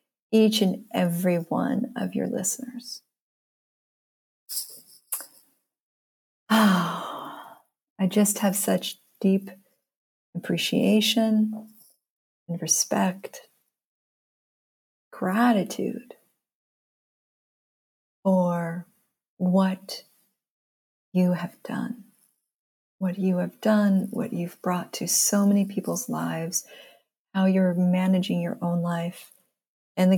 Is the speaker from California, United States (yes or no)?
yes; San Jose, California, United States; I grew up in San Jose, California